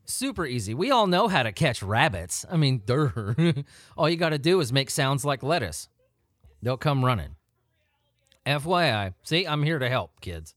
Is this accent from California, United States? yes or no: yes; Southern California, United States; I grew up in Southern California.